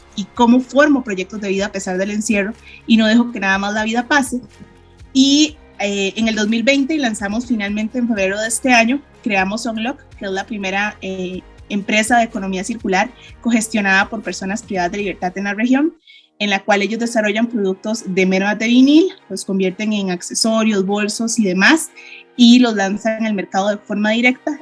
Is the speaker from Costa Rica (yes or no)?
yes; Costa Rica; soy de Costa Rica